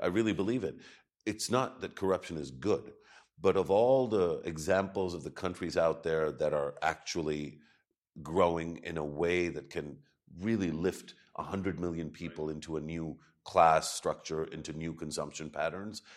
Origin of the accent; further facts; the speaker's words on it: Pakistan; as a Pakistani